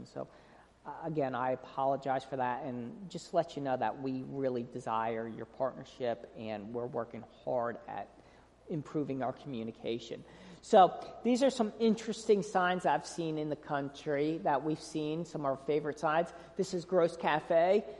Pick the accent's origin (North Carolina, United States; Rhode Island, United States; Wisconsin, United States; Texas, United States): North Carolina, United States; And we're from North Carolina, and when we're missing home, I love seeing these garbage trucks that say Clean City NC, so it makes me feel back at home.